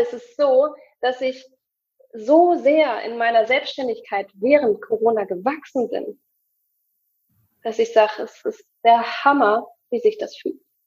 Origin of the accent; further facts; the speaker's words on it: Hamburg, Germany; ich komme aus Hamburg